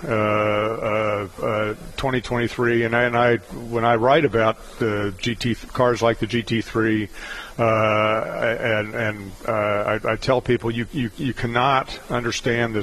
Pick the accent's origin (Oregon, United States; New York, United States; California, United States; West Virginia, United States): West Virginia, United States; moved away; back down near my home state of West Virginia